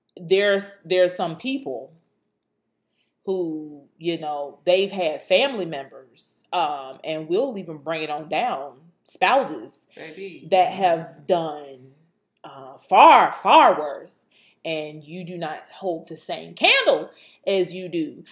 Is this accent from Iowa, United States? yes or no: no; Suffolk, Virginia, United States; I grew up in Suffolk